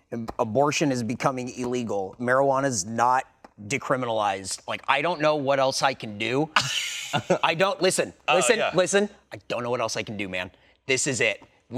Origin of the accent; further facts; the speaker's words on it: California, United States; now in Texas, United States; I come from California where everything had the bear.